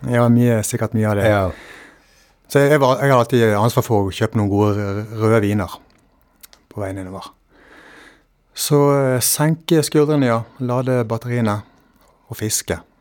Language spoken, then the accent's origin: Norwegian; Valestrand, Vestland, Norway; hjemme på Valestrand